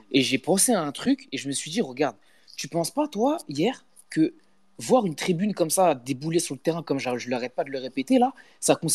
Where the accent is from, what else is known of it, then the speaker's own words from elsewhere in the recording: Marseille, Provence-Alpes-Côte d'Azur, France; Mais nous, en tant que Marseillais, on aurait pu peut-être accepter l'idée de rejouer le match